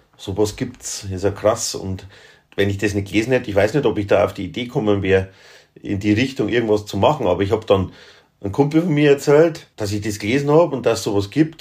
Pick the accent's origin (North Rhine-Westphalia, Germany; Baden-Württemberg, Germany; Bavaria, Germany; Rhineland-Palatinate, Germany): Bavaria, Germany; Upper Palatinate; ich bin ja ein, ein Oberpfälzer, also Mittelgebirgler